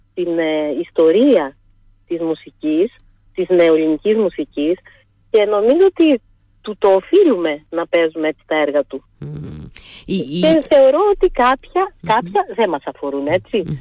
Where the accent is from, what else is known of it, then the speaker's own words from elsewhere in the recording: Heraklion, Crete, Greece; Όταν είχα στο Ηράκλειο